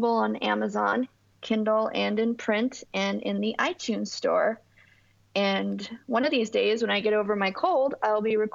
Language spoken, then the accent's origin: English; Southern California, United States; also born or lived in East Coast of the United States; Well, I'm from Southern California. I was born on the East Coast of the United States. And then when I was just a wee baby, my mother moved us to Southern California.